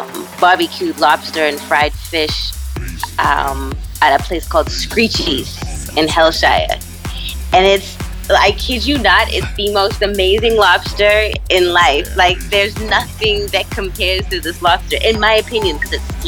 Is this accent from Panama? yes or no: no; Edmonton, Alberta, Canada; I worked my hometown of Edmonton, Alberta, Canada